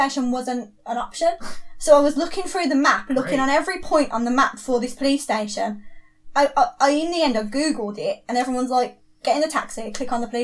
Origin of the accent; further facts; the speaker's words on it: England, United Kingdom; because I'm English